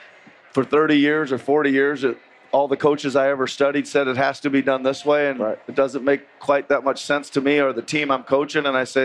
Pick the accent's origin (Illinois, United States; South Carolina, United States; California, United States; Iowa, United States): Iowa, United States; moved away; I grew up in Iowa, so we're all out working in the fields and all that stuff in the summertime.